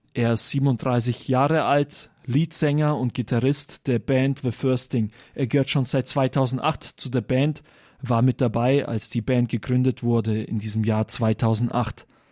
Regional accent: Germany; bei uns in Deutschland

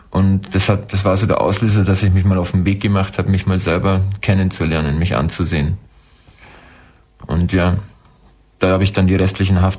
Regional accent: Croatia; now in Germany; weil ich war mal 22 Monate in meiner Heimat ähm, Soldat in Kroatien im Bürgerkrieg.

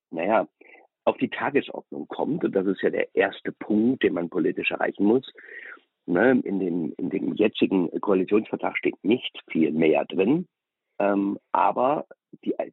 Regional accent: Germany; da kann man ja auch als Deutsche sagen, Gott sei Dank, ähm, ist, ähm, findet überall auf der Welt statt, aber nicht hier.

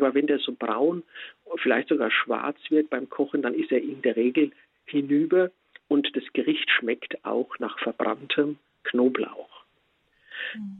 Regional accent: Spessart, Germany; bei uns im Spessart

